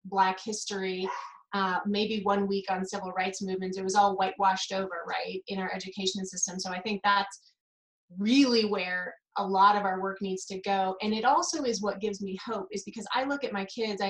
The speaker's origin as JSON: {"language": "English", "region": "Kansas", "country": "United States", "tie": "born or raised there", "moved": "as an adult", "said": "I grew up in Kansas"}